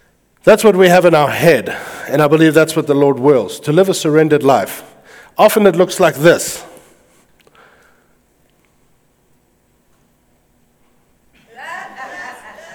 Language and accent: English; United States; I am American